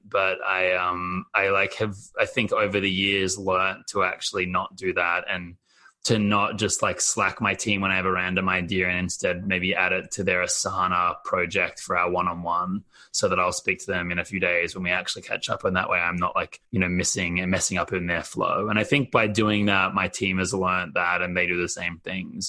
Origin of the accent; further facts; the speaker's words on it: Australia; moved away as an adult; now in United States; I'm Australian and I grew up outside of the US, to be honest. So in Australia